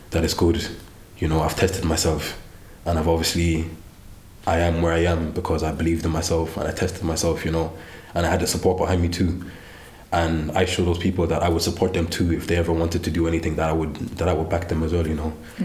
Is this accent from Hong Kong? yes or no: no; Ennis, Munster, Ireland; Yeah, I'm a Clare man, yeah. But I grew up in Ennis, so yeah, I'm a Clare man true and true, so yeah.